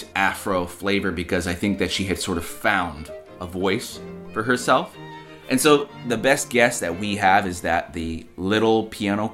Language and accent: English; United States; we as American listeners